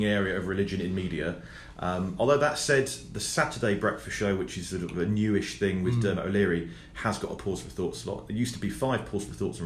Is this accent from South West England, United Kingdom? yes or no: yes; Cornwall, South West England, United Kingdom; being Cornish